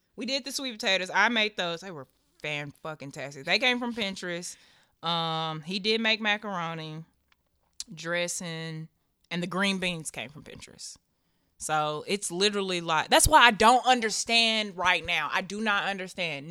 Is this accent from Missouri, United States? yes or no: no; Nashville, Tennessee, United States; I'm from Tammany Drive out east across from Stratford.